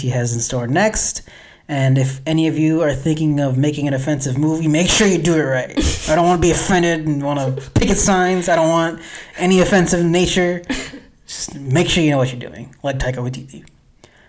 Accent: United States; I'm American.

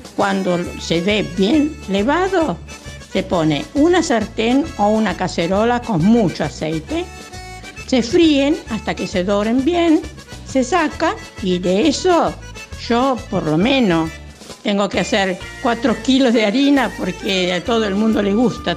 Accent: Ricadi, Calabria, Italy; now in Valencia; Soy calabresa de la provincia de Catanzaro antes, ahora vivo Valencia

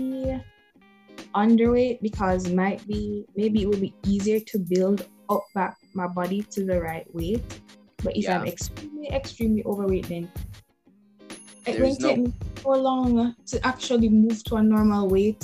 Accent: Jamaica; I'm Jamaican. I'm from Jamaica.

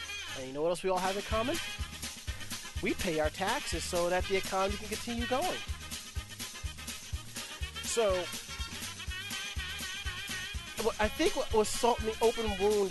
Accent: New York City, New York, United States; we're from New York City.

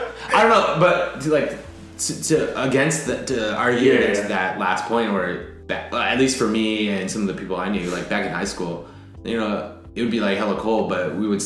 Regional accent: San Francisco, California, United States; I was born and raised in San Francisco.

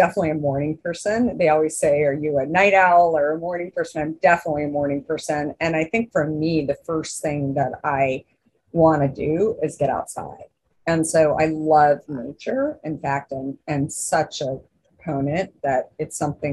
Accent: Arizona, United States; also born or lived in New York; now in Northern California, United States; growing up in Arizona, it's very much an indoor outdoor life.

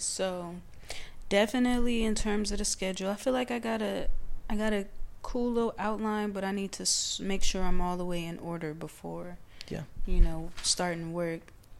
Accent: Los Angeles, California, United States; And, you know, I'm coming from South Central, so I am basically a, you know, a student of ….

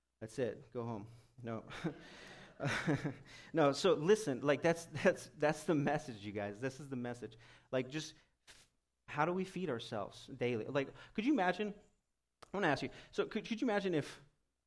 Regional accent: United States; American Christians

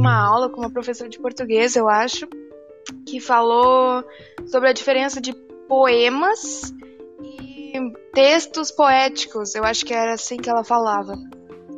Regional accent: Palmas, Tocantins, Brazil; also born or lived in Rio Grande do Sul; eu nasci no Rio Grande do Sul, mas moro em Palmas a maior parte da minha vida

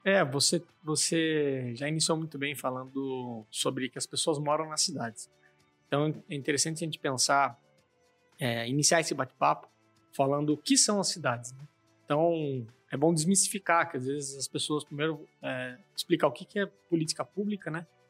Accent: Sorocaba, São Paulo, Brazil; accent: caipira; also born or lived in Araçoiaba da Serra; sou aqui de Sorocaba, mas tenho esse jeitão a ver pelo meu sotaque bem caipira, né? sou um cara do interior, falo porta torta, leite quente

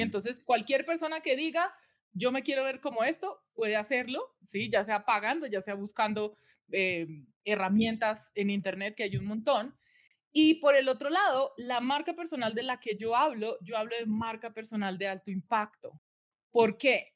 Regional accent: Colombia; now in United States; Yo soy nacida, criada en Colombia

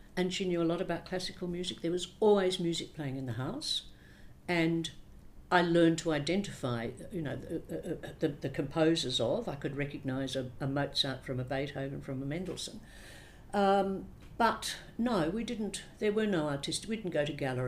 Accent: Sydney, New South Wales, Australia; also born or lived in Melbourne; Born in Sydney. Lived in Sydney till I was 7, then family moved to Melbourne. And when I was 13, we moved back to Sydney

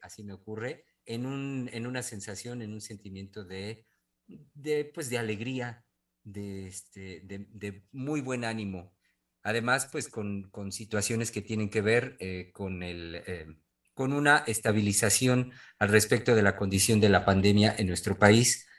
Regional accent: Mexico; quienes somos mexicanos, única de nuestro país

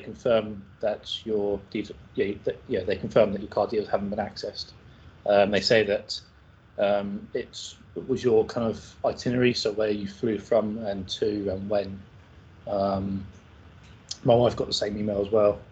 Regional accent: Ireland; I'm Irish

